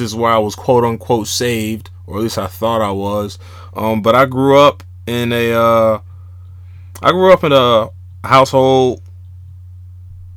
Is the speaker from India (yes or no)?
no; Jacksonville, Florida, United States; also born or lived in Georgia; Originally born and raised in Jacksonville, Florida. Spent some of my adolescent years in Georgia, back and forth from there.